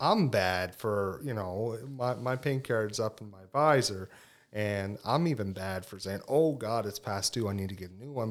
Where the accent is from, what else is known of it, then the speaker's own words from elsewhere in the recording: Cape Breton, Nova Scotia, Canada; moved away as an adult; now in Tignish, Canada; I'm originally from Cape Breton, as you said, but now reside in Tignish